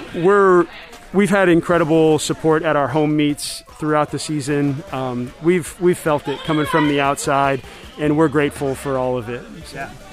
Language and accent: English; St. Louis, Missouri, United States; moved away as an adult; now in Galesburg, United States; I grew up in St. Louis